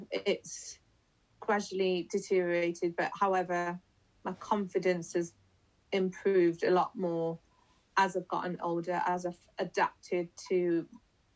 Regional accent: Leicester, East Midlands, United Kingdom; I'm from Leicester.

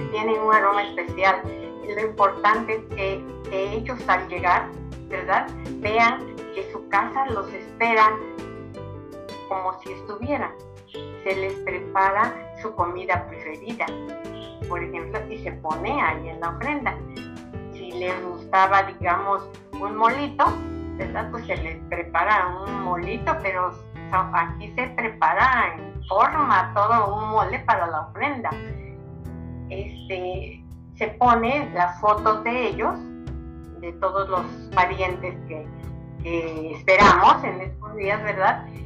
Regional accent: Mexico; nosotros los mexicanos los festejamos

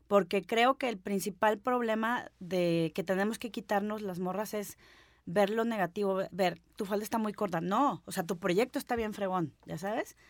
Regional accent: Guadalajara, Jalisco, Mexico; also born or lived in Mexico City; now in Guadalajara, Mexico; yo soy de aquí de Guadalajara. Eh, terminé yéndome a, México a buscar el sueño de independizarme

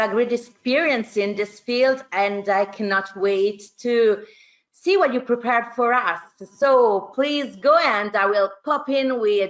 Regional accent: Italy; I come from Italy.

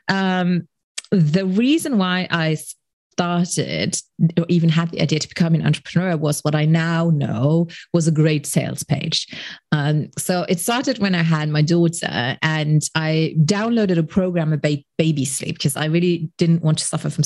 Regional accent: Luxembourg; English is a second language

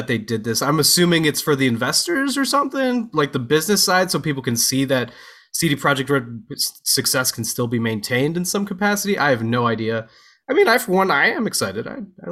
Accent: Kansas, United States; I grew up in Kansas

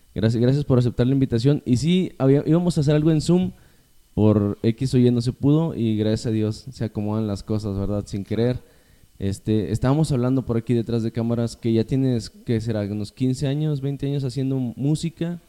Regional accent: General Escobedo, Nuevo León, Mexico; yo crecí, pues, en Escobedo

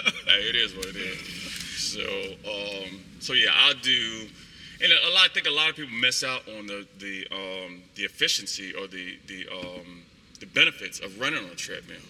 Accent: Arizona, United States; moved away; I was born in Arizona

